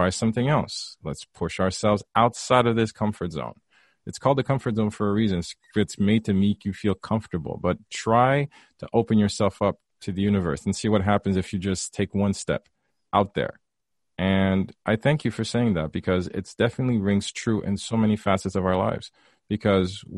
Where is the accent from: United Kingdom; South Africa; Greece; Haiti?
Haiti; growing up in Haiti as well. I grew up very conservative